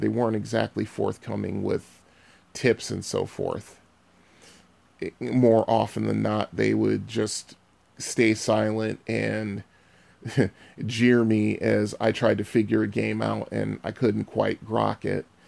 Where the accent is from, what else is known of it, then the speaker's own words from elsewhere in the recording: Bridgeport, Connecticut, United States; I was born and raised in Bridgeport, Connecticut